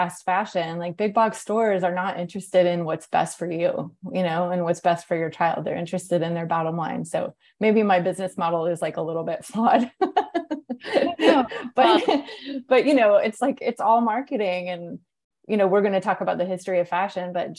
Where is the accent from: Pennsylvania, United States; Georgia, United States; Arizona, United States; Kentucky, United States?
Georgia, United States; Atlanta; moved away as an adult; also born or lived in New York; when I moved to Atlanta, which is my hometown